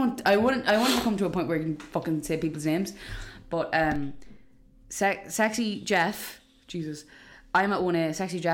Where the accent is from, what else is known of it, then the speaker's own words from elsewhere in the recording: Dundalk, Leinster, Ireland; accent: Dundalk; my Dundalk accent